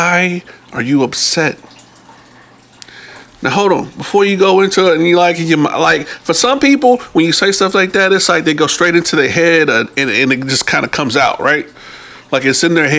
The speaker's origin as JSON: {"language": "English", "region": "New Jersey", "country": "United States", "said": "I'm from Jersey"}